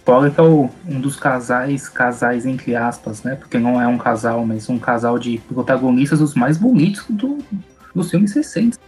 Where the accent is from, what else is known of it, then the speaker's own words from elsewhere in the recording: São Paulo, Brazil; São Paulo, de onde eu sou